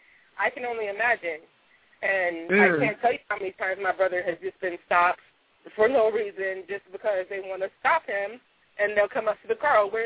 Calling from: Los Angeles, California, United States; I'm calling from Los Angeles.

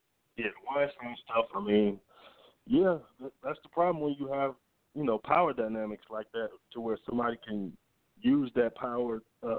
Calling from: Atlanta, Georgia, United States; from Atlanta.

